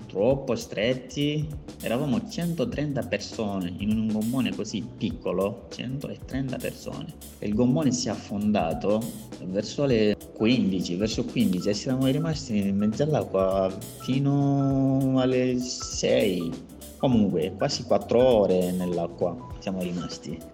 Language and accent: Italian; Mali; moved away as an adult; now in Italy; vengo dal Mali